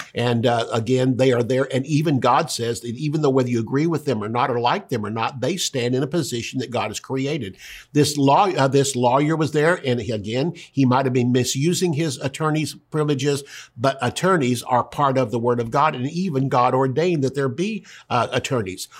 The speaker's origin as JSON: {"language": "English", "country": "United States", "said": "I'm an American"}